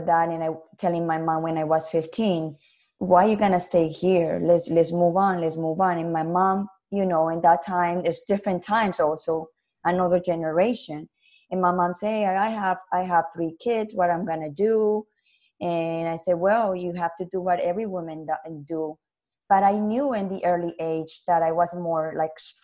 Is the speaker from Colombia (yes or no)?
yes; Colombia; English is a second language; moved away; also born or lived in Canada; we was living in Canada and my father and my mother decided to go back to my country where I'm original are. I'm from Colombia.